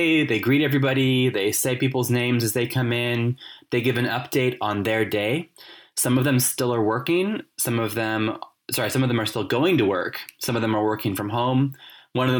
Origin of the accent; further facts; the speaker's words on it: California, United States; moved away as an adult; now in Cork, Ireland; I grew up in California